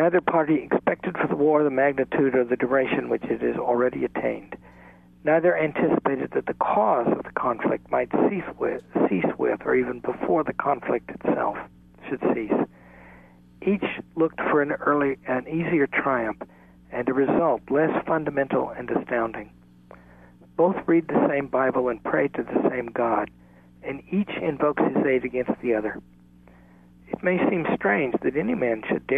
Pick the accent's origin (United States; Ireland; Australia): United States; the South; I come from the South myself